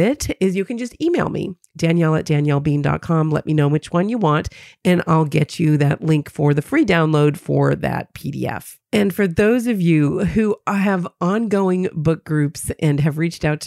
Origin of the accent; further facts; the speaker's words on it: New Hampshire, United States; my home state of New Hampshire